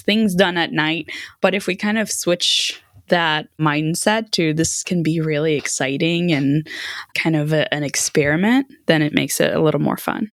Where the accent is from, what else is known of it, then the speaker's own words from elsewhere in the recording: Sweden; moved away; I grew up in Sweden